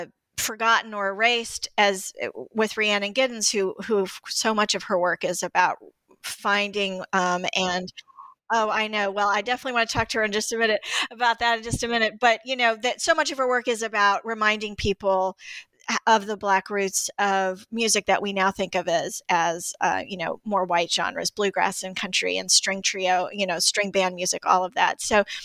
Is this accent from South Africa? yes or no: no; Greensboro, North Carolina, United States; She grew up in Greensboro, where I grew up in Greensboro, North Carolina, too.